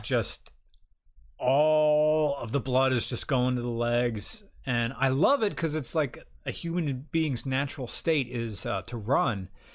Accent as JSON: {"language": "English", "country": "United States", "said": "we're American."}